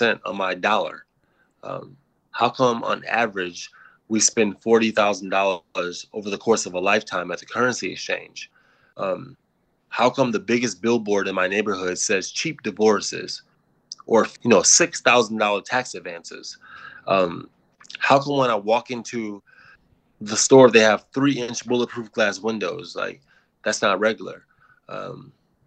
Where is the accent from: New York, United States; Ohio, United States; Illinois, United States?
Illinois, United States; Waukegan; I grew up in Waukegan, Illinois